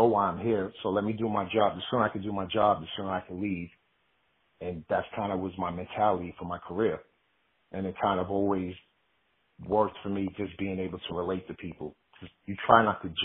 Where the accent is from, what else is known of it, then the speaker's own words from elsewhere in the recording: New York City, New York, United States; I grew up in the Bronx, New York, all my life